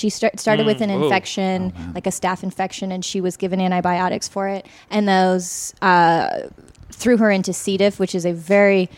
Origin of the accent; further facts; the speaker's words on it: Seattle, Washington, United States; moved away; we are from Seattle